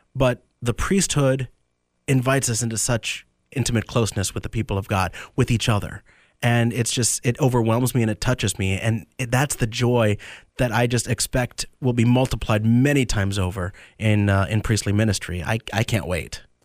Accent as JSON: {"language": "English", "town": "Tampa", "region": "Florida", "country": "United States", "tie": "born or raised there", "also_born_or_lived": "Medford, New Jersey", "said": "I was born in Medford, New Jersey. My family moved down, uh, to the Tampa area when I was three"}